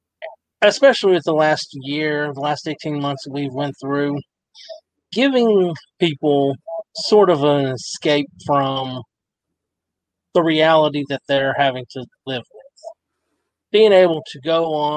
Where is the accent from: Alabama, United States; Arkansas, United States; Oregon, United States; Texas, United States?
Texas, United States; Abilene; I'm originally from Abilene, Texas